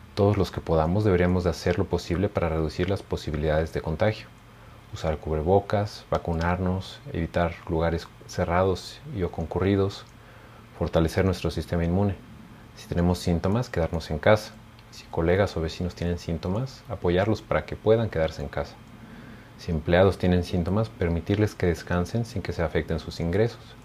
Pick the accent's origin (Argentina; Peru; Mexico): Mexico; nuestro país